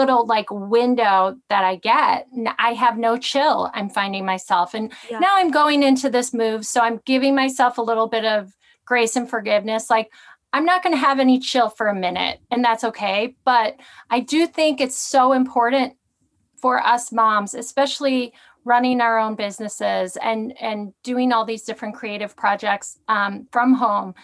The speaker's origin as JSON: {"language": "English", "region": "Midwest", "country": "United States", "tie": "born or raised there", "moved": "yes", "said": "I grew up in the Midwest"}